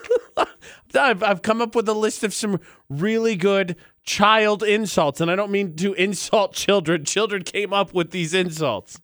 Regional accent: Utah, United States; our home state

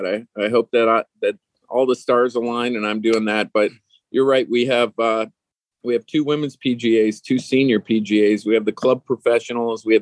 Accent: Toronto suburbs, Ontario, Canada; moved away as an adult; also born or lived in Whistler, British Columbia; I'm originally from the Toronto suburbs

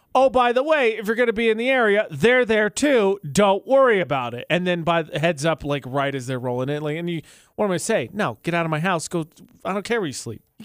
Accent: Indiana, United States; moved away; my hometown

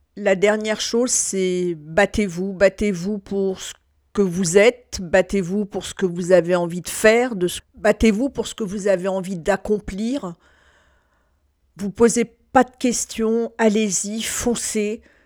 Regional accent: France; je suis née en France

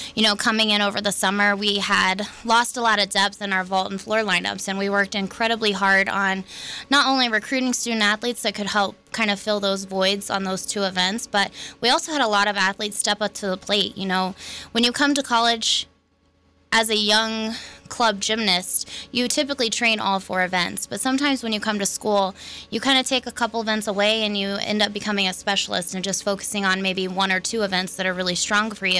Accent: Oklahoma City, Oklahoma, United States; moved away as an adult; now in Logan, United States; I was born and raised in Oklahoma City

